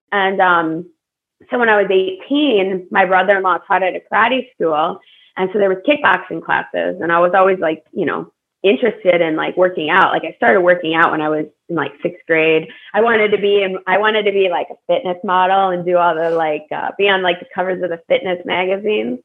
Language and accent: English; Buffalo Grove, Illinois, United States; I grew up in Buffalo Grove, Illinois. So it's a suburb right right outside of Chicago